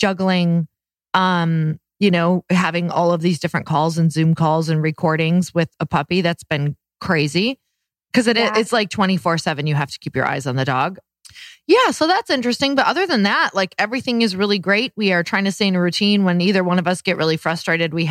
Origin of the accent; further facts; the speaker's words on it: Midwest, United States; moved away; growing up in the Midwest.